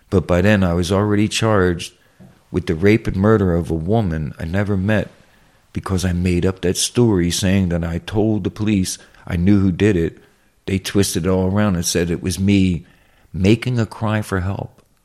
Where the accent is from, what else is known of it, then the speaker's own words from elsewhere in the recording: Philadelphia, Pennsylvania, United States; I'm from South West Philly